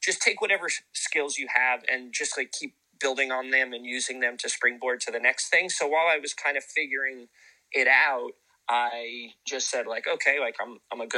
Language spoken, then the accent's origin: English; Santa Cruz, California, United States; also born or lived in Capitola, California; I grew up in Santa Cruz, which is a town of kind of like great watermen.